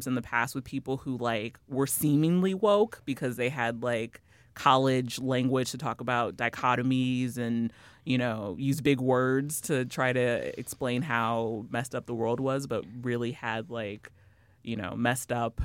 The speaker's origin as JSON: {"language": "English", "town": "Kansas City", "region": "Missouri", "country": "United States", "moved": "yes", "said": "I'm from Kansas City originally."}